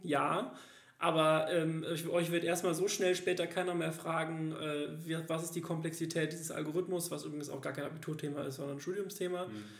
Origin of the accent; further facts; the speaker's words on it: Germany; moved away as an adult; now in Cologne, Germany; dass ich ja in diesem Dorf direkt in der Nähe von der Großstadt aufgewachsen bin